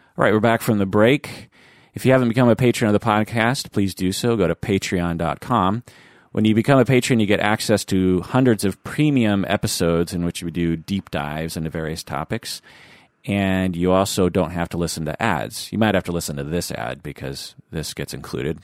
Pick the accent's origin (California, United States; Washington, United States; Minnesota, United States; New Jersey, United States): Washington, United States; Seattle; accent: American, Seattle accented English; I speak American, Seattle accented English